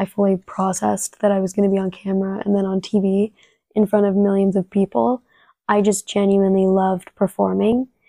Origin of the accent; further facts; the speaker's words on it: San Diego, California, United States; first language Spanish; English is a second language; I grew up in San Diego, California